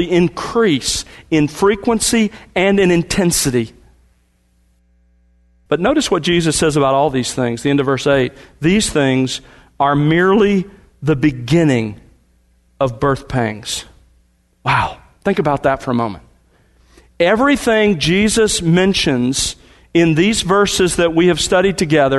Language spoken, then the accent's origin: English; the South, United States; moved away as an adult; also born or lived in California; We were raised in the South, moved out there